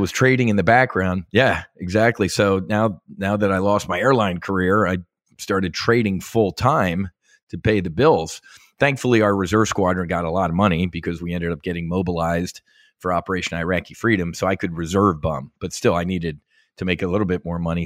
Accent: South Philly, New Jersey, United States; also born or lived in Philadelphia, Pennsylvania; I was born, born and raised in South Philly, South Jersey

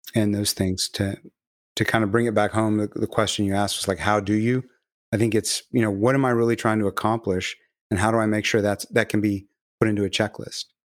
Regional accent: Galveston, Texas, United States; I'm from Galveston

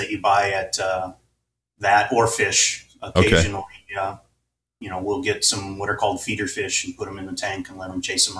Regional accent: Hobart, Indiana, United States; also born or lived in Tennessee; now in San Mateo, United States; I grew up in the Midwest. Okay. I was actually born in Tennessee. Okay. But, 2 years old, we moved to Hobart, Indiana, which is just at the edge of the Metroplex for Chicago.

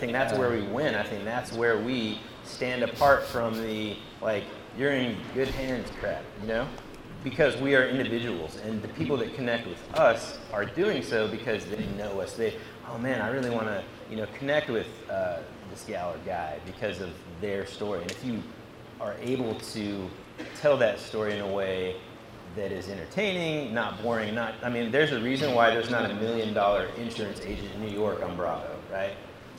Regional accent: Singapore; born there; also born or lived in Jakarta, Indonesia; Like, I was born in Singapore. I used to live in Jakarta, Indonesia.

